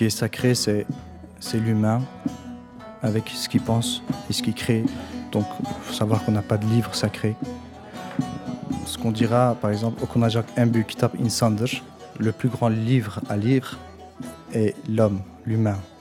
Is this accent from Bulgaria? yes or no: no; Brussels, Brussels-Capital Region, Belgium; je suis né à Bruxelles, d'origine belgo-turque.